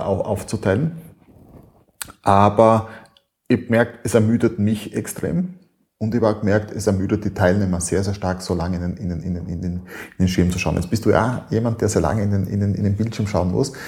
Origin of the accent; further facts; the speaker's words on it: Styria, Austria; bei uns in der Steiermark, äh, in Österreich.